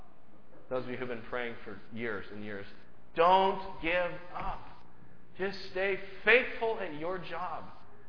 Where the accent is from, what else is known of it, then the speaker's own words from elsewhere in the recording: United States; I'm just an American